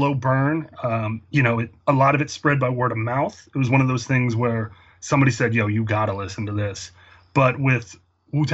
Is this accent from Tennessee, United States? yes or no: no; outside Philadelphia, Pennsylvania, United States; I grew up outside Philadelphia in the suburbs